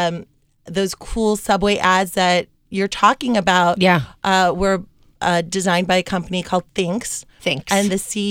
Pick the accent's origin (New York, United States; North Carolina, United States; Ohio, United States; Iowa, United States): New York, United States; moved away as an adult; now in Miami, United States; I'm originally from New York and I just moved to Miami a year ago